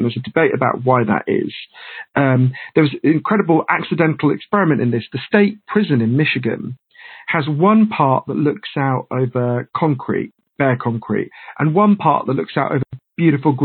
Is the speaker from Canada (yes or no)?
no; United Kingdom; also born or lived in United States; I'm British, although I spend a lot of my time in the US